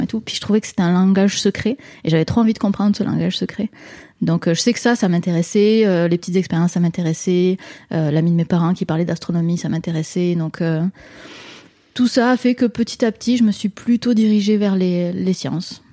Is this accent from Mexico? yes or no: no; France; moved away as an adult; now in Quebec, Canada; je suis française, mais je, suis allée euh, habiter au Québec en 2009